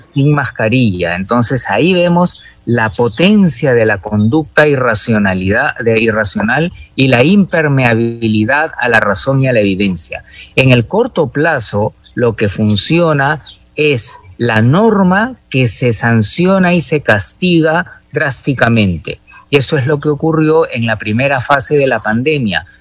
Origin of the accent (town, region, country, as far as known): Peru